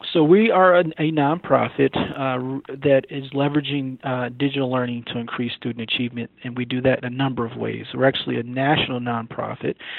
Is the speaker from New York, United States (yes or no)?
yes; Syracuse, New York, United States; moved away as an adult; now in Atlanta, United States; I'm actually from Syracuse, New York.